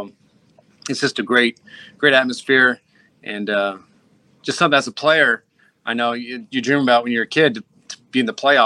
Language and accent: English; Seattle, Washington, United States; moved away as an adult; also born or lived in Philadelphia; I grew up in Seattle